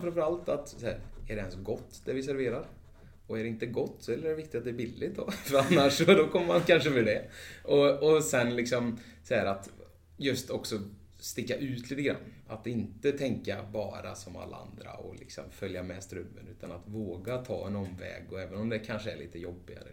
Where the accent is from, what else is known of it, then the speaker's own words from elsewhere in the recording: Vara, Västra Götaland, Sweden; moved away; vi kommer just från, från Vara, landet, slätta, bönder